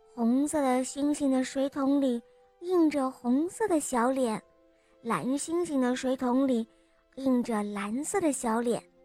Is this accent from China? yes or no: yes; Yuzhou, Henan, China; 我四岁半了，我来自河南，禹州